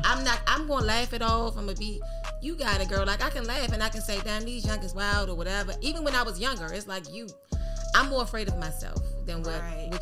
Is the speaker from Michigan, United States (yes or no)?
no; Washington, District of Columbia, United States; I'm from Georgia Avenue